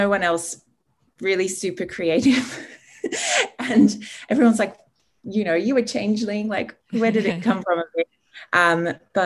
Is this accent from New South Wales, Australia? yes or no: yes; Sydney, New South Wales, Australia; also born or lived in England; I was born in England. My parents are English and Irish, and we moved to Australia when I was six, to Sydney, in the Northern Beaches. And I had a pretty ordinary Sydney childhood